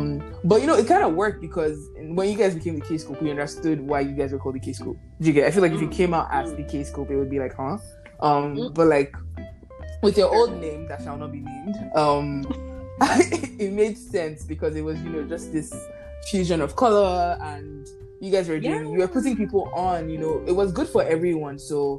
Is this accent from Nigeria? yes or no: yes; Nigeria; accent: Yoruba; English is a second language; my Yoruba accent is about to betray me.